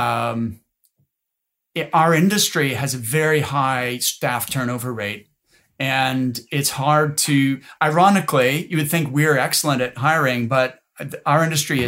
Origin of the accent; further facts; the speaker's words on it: Nova Scotia, Canada; I'm from Nova Scotia